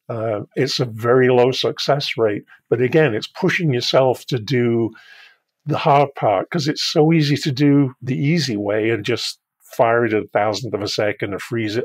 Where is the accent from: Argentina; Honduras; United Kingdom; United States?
United Kingdom; I'm British